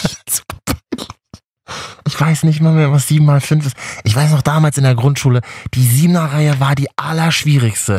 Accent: Berlin, Germany; ich bin ja in Berlin groß geworden

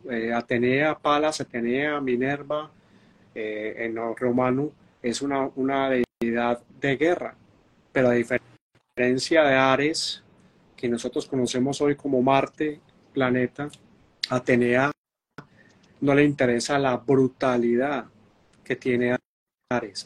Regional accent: Medellín, Antioquia, Colombia; en Medellín, Antioquia, que es donde yo nací

